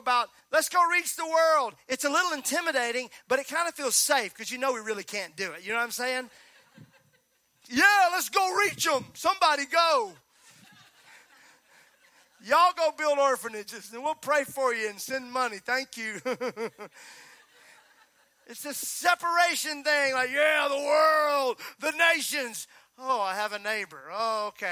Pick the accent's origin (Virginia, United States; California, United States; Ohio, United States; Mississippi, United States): Mississippi, United States; I'm from Mississippi